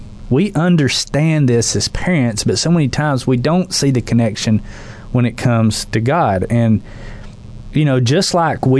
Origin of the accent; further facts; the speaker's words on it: the South, United States; I grew up in the South